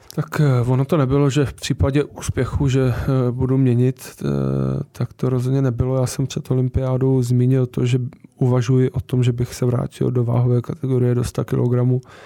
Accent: Czechia; tady u nás v Praze

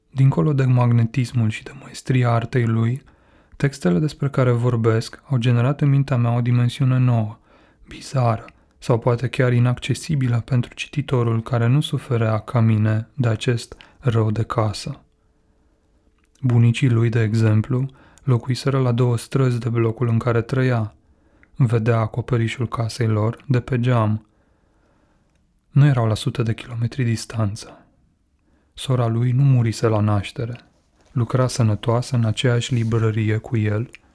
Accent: Codlea, Brașov County, Romania; moved away; Era în Codlea, orașul meu natal

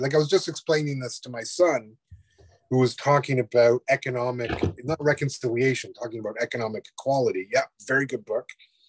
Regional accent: Canada; I probably would say, like, I don't think I'm Canadian. I think I'm Anishinaabe, and that's sort of it. I do have a Canadian passport

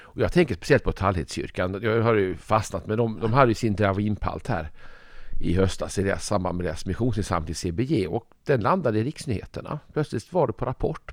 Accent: Malmö, Skåne, Sweden; i Malmö ofta, där jag kommer ifrån

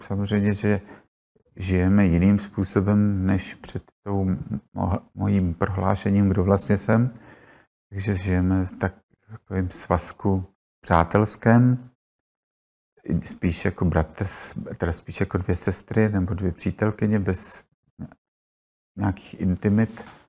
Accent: Prague, Czechia; jsem se narodila u, u Apolináře, spadala teda na matriku Prahy 2

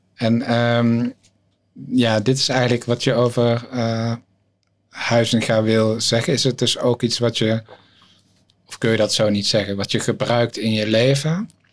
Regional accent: near Tilburg, North Brabant, Netherlands; uit Brabant, eh, omgeving Tilburg, oh dorpje

